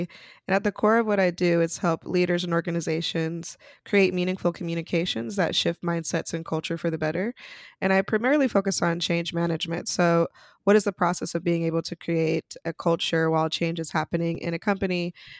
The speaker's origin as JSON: {"language": "English", "region": "Utah", "country": "United States", "tie": "born or raised there", "moved": "as an adult", "lives_now": "New York City, United States", "said": "so I'm originally from Utah, which is definitely a place that you don't really see a lot of Black folks, but there till I was 18. And then I moved to New York City"}